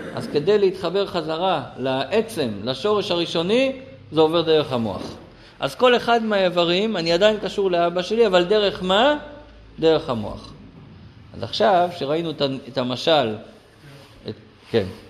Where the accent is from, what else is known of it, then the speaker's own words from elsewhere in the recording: Israel; אני גדלתי במושב, כמו פה